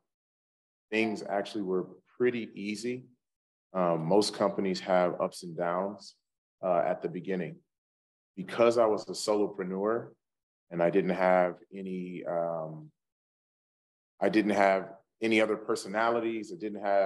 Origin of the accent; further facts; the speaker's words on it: Indiana, United States; I grew up in Indiana.